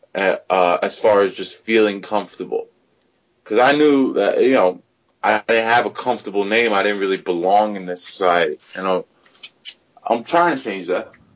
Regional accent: United States; also born or lived in New Jersey; I'm a Pakistani dude that grew up in America, and I'm very American

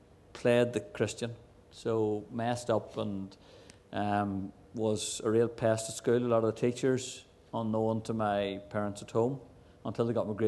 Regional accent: Enniskillen, Northern Ireland, United Kingdom; I'm from Enniskillen, from Fermanagh

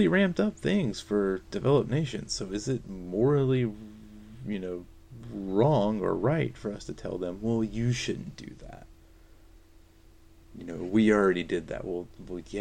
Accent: North Carolina, United States; I'm from North Carolina

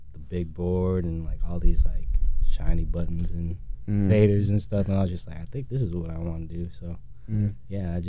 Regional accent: Skokie, Illinois, United States; I'm from Skokie, Illinois, up north.

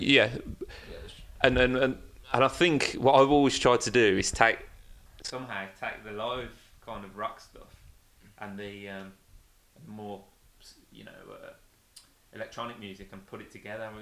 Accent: Birmingham, West Midlands, United Kingdom; moved away as an adult; now in London, United Kingdom; leaving my hometown of Birmingham and moving to London

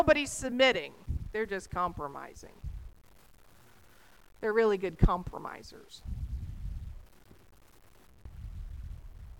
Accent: Texas, United States; I'm a Texan

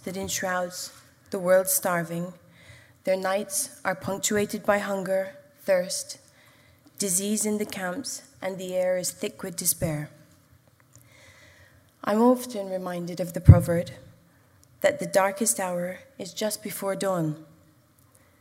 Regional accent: Jordan; moved away as an adult; now in United Arab Emirates; I grew up in the Hashemite Kingdom of Jordan, but 14 years ago, I began to call the UAE my home

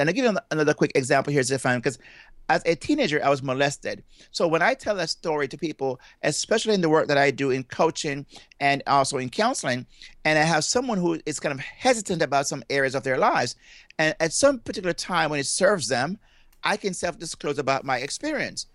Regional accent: Jamaica; moved away; I'm from Jamaica, and I have been, I grew up in Jamaica, and I left there at a very young age, but that's where my accent comes from

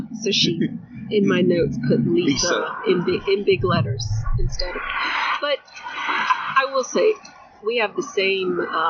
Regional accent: Rhode Island, United States; born there; first language Spanish; English is a second language; Well, I'm the youngest of six, and both my parents are from Colombia, mm-hmm. South America, and my first language was Spanish. But I was born in the States. I was born in Rhode Island.

